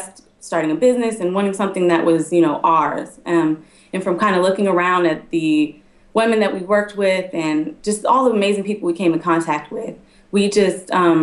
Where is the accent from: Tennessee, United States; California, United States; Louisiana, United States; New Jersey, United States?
California, United States; Sacramento; moved away as an adult; also born or lived in Los Angeles; originally from Sacramento, I went to USC